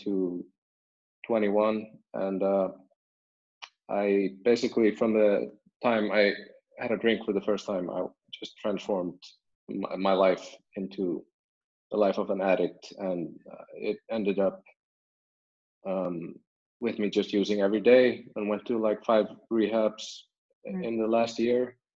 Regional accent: Iceland; I'm born and raised in Iceland

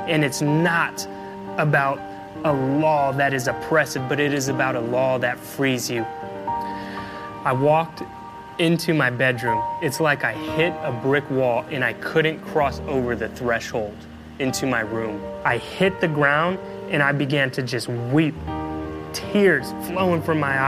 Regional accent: Oakland, California, United States; We grew up in the Bay Area, right there at East Oakland

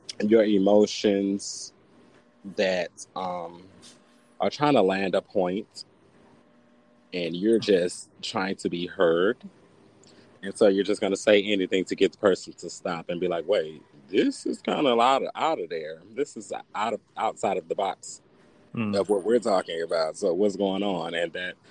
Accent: the South, United States; growing up in the South

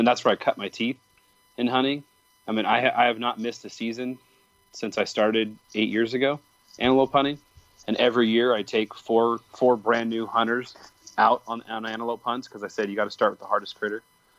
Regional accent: Michigan, United States; I grew up in near Paramount, which is a huge Dutch community.

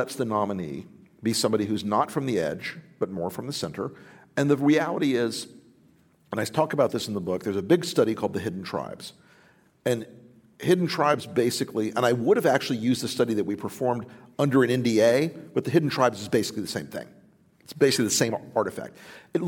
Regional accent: Florida, United States; my home state of Florida

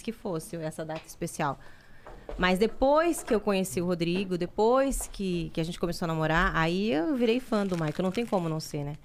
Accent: Salvador, Bahia, Brazil; moved away; Eu sou baiana e na, eu morava em Salvador

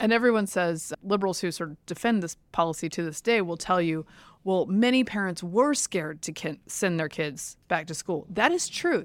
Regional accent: Durham, North Carolina, United States; I grew up in Durham, I was not one of them.

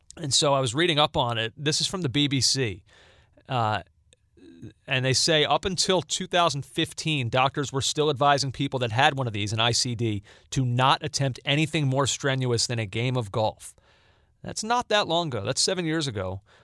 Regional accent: United States; as an American

